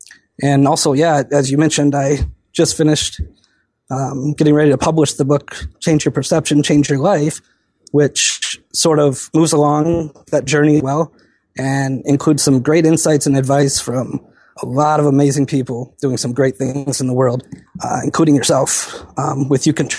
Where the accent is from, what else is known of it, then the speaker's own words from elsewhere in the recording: Wisconsin, United States; I grew up in Wisconsin, and our family never really had too much, which didn't really bother me.